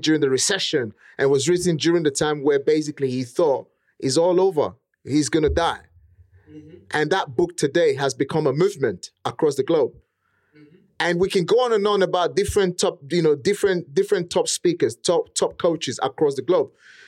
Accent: Nigeria; accent: Nigerian; English is a second language; now in United Kingdom; English was not my first language. In fact, to even speak how I speak today, I had to get a property. I had to get a coach to teach me how to speak properly, eliminate most of the, you know, Nigerian pattern of speaking

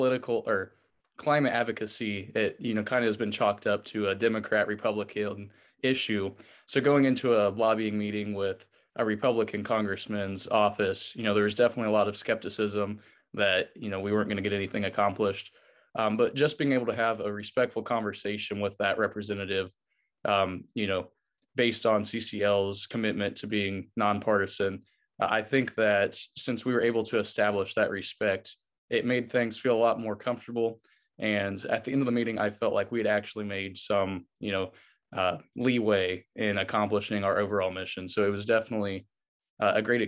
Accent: Rushville, Indiana, United States; I'm from Rushville, Indiana

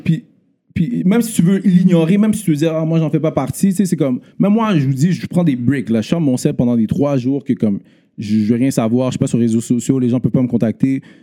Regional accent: Montreal, Quebec, Canada; also born or lived in Laval; J'ai grandi à Montréal Nord, euh, de un, ben, de ma naissance à dix ans

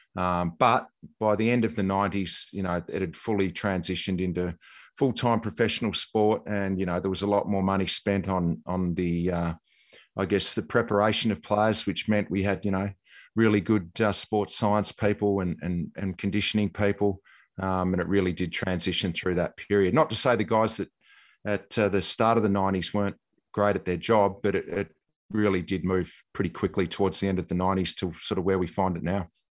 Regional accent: Tasmania, Australia; moved away; growing up in Tassie

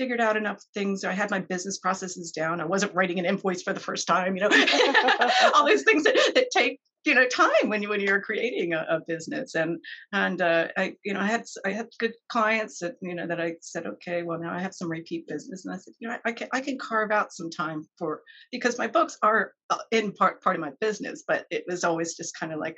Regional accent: Maryland, United States; moved away as an adult; also born or lived in California; since I grew up in Maryland

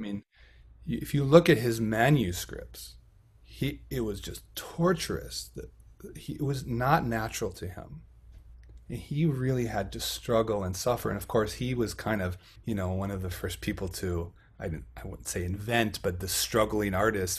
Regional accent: Buffalo, Minnesota, United States; also born or lived in Fargo-Moorhead / Illinois / Baltimore; in my hometown of buffalo minnesota

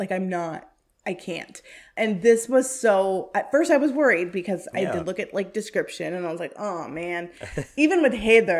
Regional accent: Canada; born there; I am Canadian. I was born in Canada. I'm my parents are of Indian descent and are from India.

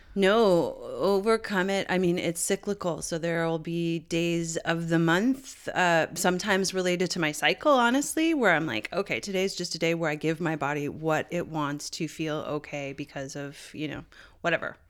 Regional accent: St. John's, Newfoundland and Labrador, Canada; this part of my hometown, Saint John's, up on the Battery that overlooks Saint John's Harbor

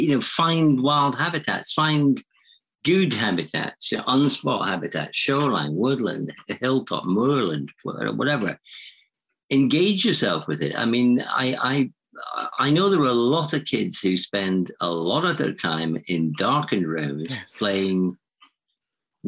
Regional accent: Edinburgh, Scotland, United Kingdom; I grew up in Edinburgh

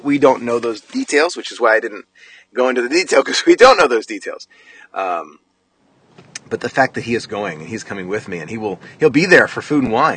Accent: United States; I'm, I'm American

